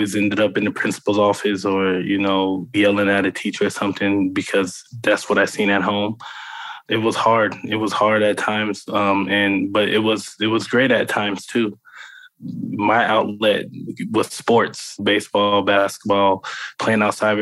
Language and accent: English; Avondale, Arizona, United States; I grew up in Avondale, Arizona